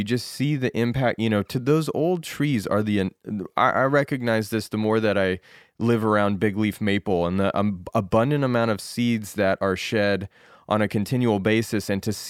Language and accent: English; Rocky Mountains, United States; I mean, growing up in the Rockies, the Scopulorum variety of ponderosa pine is like, you know, the king of trees, as far as I'm concerned, like connects all the way back to my childhood.